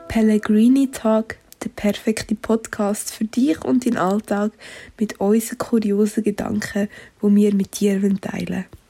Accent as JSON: {"language": "German", "town": "Stans", "region": "Nidwalden", "country": "Switzerland", "said": "Ich komme aus Stanz"}